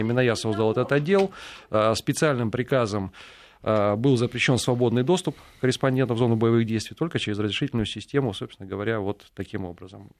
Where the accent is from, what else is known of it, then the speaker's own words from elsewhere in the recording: Saint Petersburg, Russia; also born or lived in Ukraine; я из Санкт-Петербурга